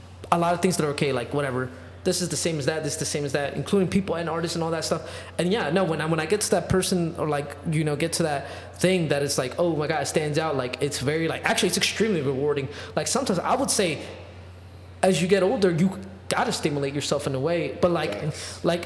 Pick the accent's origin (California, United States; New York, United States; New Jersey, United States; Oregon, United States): New York, United States; as a New Yorker